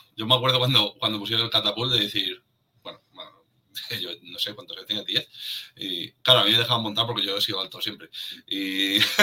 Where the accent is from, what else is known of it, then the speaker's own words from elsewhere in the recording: Madrid, Community of Madrid, Spain; los que somos de Madrid, es como hemos vivido ahí nuestra infancia